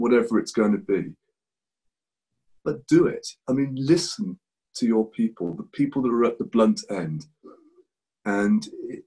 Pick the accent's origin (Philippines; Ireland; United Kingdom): United Kingdom; England; moved away as an adult; now in Spain; I'm English.